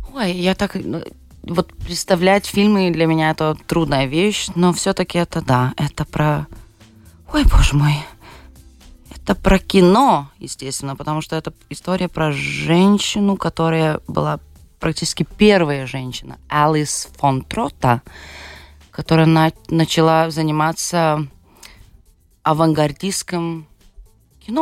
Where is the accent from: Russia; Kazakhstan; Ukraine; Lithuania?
Lithuania; Šiauliai, Šiauliai County; born or raised there; Russian is a second language; also born or lived in Vilnius